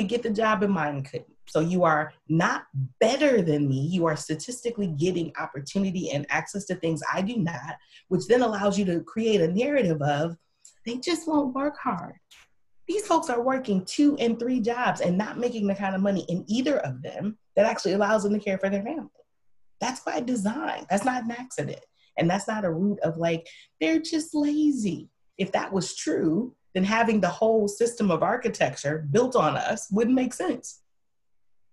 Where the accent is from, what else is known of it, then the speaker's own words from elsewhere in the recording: Milwaukee, Wisconsin, United States; also born or lived in the South; I'm from Milwaukee, one of the worst places in the country for Black folks to live